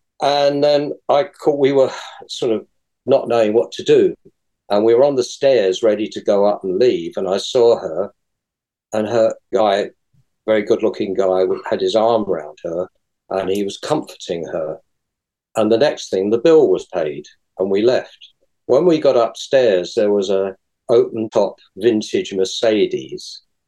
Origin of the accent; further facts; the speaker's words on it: London, United Kingdom; I'm from London, and it's all...